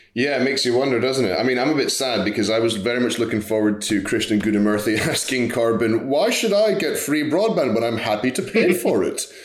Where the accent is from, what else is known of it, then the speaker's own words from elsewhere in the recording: United States; I am American for my sins.